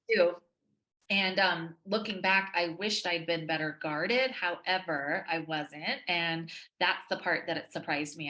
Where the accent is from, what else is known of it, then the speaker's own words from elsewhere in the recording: Texas, United States; I'm from Texas.